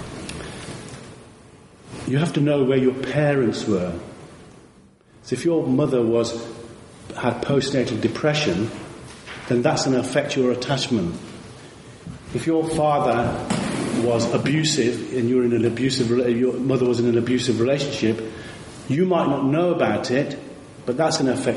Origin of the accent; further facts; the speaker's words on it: India; moved away; I was born in India